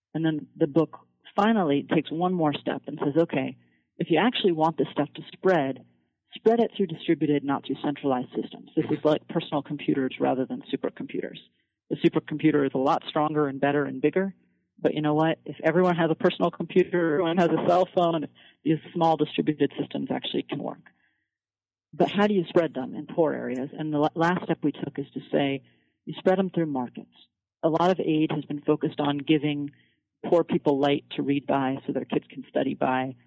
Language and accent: English; Fairbanks, Alaska, United States; also born or lived in Colorado; now in Washington, D.C., United States; I'm from Fairbanks, Alaska, and um, that's a pretty rural frontier town, and that's probably the, the place that's closest to my heart